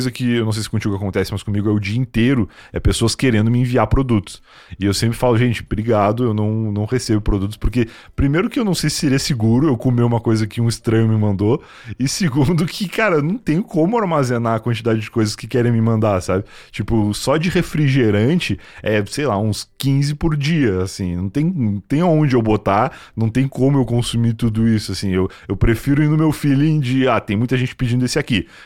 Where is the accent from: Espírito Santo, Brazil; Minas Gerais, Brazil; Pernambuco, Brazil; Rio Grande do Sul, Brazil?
Rio Grande do Sul, Brazil; eu vim do Rio Grande do Sul, onde é muito pouca variedade de comidas diferentes